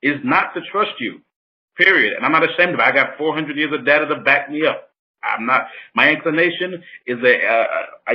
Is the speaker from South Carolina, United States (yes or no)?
yes; Orangeburg, South Carolina, United States; I am from Orangeburg, South Carolina